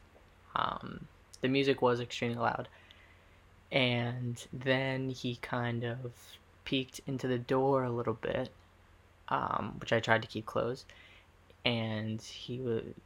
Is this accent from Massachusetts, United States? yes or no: yes; Massachusetts, United States; I was from Mass